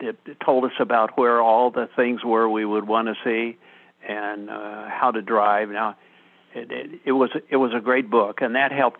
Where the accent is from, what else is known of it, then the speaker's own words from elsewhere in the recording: Rushville, Indiana, United States; moved away as an adult; now in South Georgia, United States; we were headed to my hometown in Rushville, Indiana, for my 50th high school reunion.